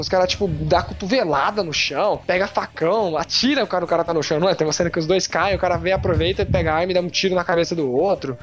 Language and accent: Portuguese; Brazil